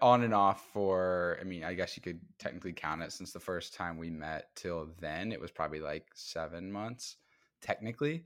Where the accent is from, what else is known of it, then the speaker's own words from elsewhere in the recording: Midwest, United States; moved away as an adult; now in Brooklyn, United States; I am from the Midwest. I moved to New York in twenty